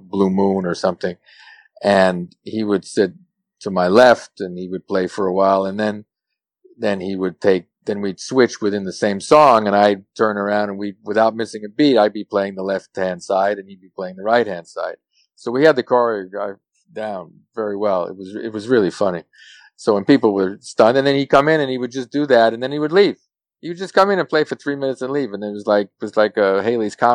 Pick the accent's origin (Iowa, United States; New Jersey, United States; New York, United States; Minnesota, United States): New York, United States; New York City; I'm from New York City, and I grew up in New York City